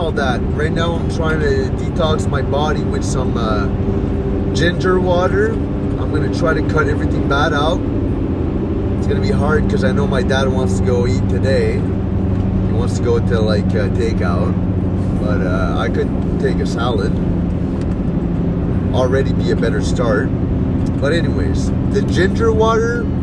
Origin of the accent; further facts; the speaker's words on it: Petit-Rocher, New Brunswick, Canada; Petit Rocher, New Brunswick. That's in the Bathurst area. It's my hometown